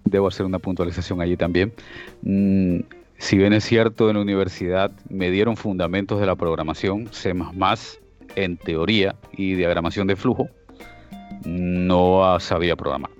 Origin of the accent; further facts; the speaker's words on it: Esmeraldas, Ecuador; moved away as an adult; now in Almería, Spain; soy de Ecuador, oriundo de allí, de una provincia llamada Esmeraldas, pero resido en España, en Almería, España, desde hace ya 20 años, desde el 2001